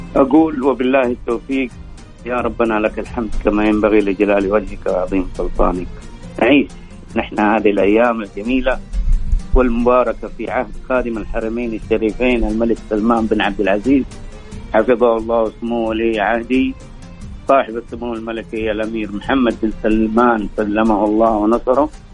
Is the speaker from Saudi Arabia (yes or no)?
yes; Saudi Arabia; وفرحتنا به كسعوديين